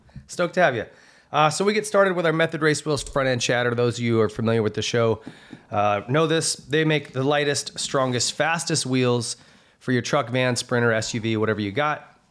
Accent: Montana, United States; I grew up racing in Montana

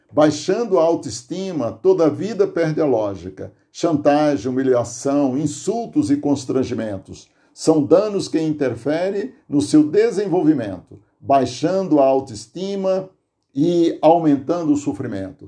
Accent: Aurora, Ceará, Brazil; now in Santo André, Brazil; natural do Tipi, distrito de Aurora, Ceará

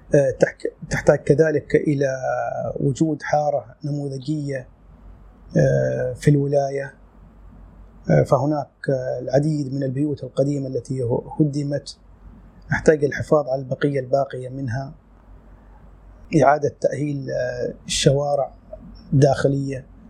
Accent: Sur, South Ash Sharqiyah, Oman; moved away as an adult; من مواليد صور العام 1970 آه، عشت في هذه المدينة حتى العام 1987

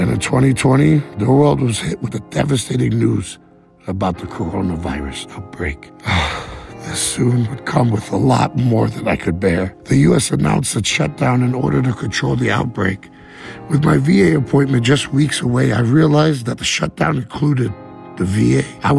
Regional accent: Wiesbaden, Hesse, Germany; born there; I was born in Wiesbaden, Germany on February 23rd, 1984.

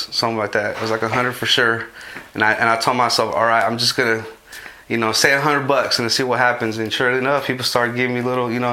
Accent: Modesto, California, United States; I grew up in Modesto, east side of Modesto, a neighborhood called Airport. I grew up there basically

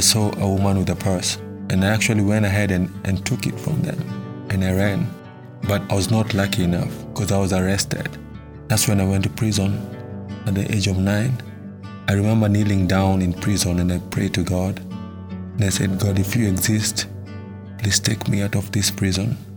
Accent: Nairobi, Kenya; I was born in Matare, Nairobi, Kenya. Growing up as a kid in Matare was not easy.

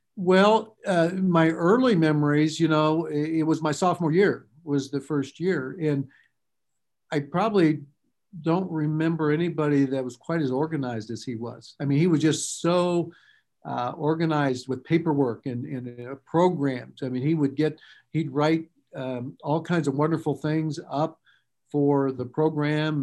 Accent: Lafayette, Indiana, United States; growing up in Lafayette

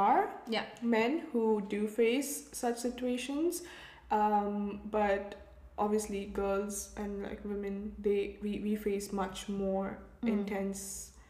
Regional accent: Kerala, India; Even North Indians, a lot of times, they're like, oh, no, where are you from? And then I have to tell Kerala, they're like, oh, you don't look South Indian.

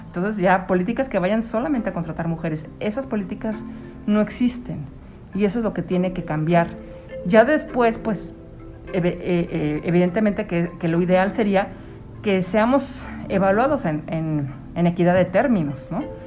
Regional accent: Mexico City, Mexico; moved away; also born or lived in Michoacán; yo soy de la Ciudad de México

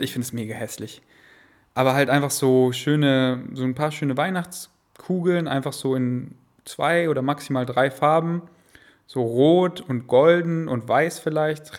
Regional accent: Munich, Bavaria, Germany; now in Berlin, Germany; in München, in unserem Haus, wo ich groß geworden bin

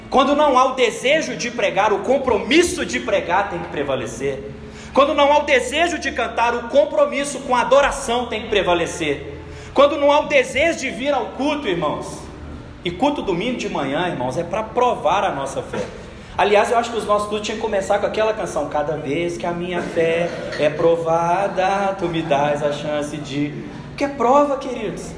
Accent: Brazil; nós enquanto brasileiros

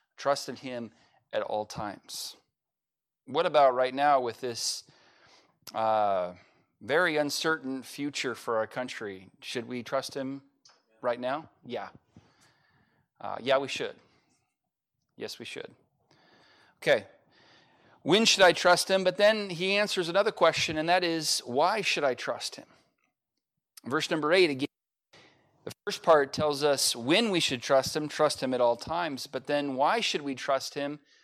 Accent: United States; I'm an American

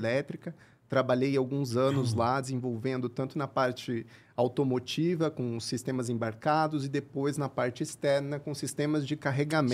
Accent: Curitiba, Paraná, Brazil; moved away as an adult; also born or lived in France; sou de Curitiba, cresci em Curitiba

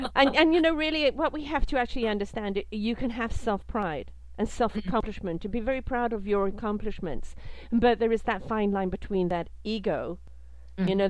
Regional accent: United Kingdom; also born or lived in South Africa; now in Canada; I'm British, lived in South Africa, now live in Canada.

